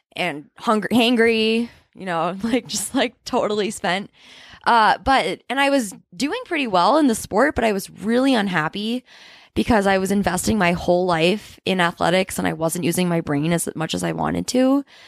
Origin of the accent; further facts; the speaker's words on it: New Hampshire, United States; now in Boulder, United States; I'm from New Hampshire, and I very strongly identify with the East Coast